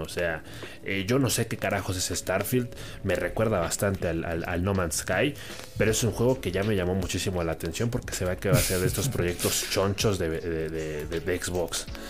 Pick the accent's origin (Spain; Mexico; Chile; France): Mexico; nosotros en particular que somos de México